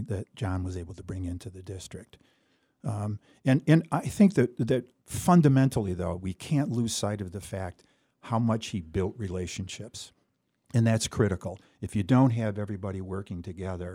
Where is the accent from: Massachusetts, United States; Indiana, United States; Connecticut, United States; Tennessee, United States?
Massachusetts, United States; Pittsfield; I grew up in Pittsfield